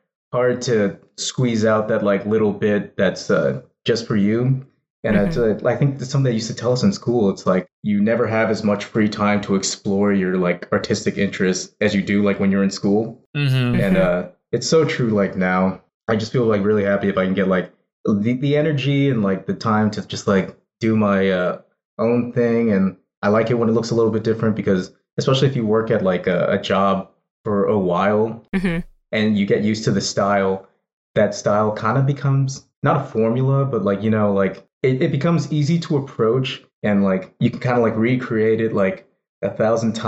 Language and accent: English; San Jose, California, United States; I grew up in San Jose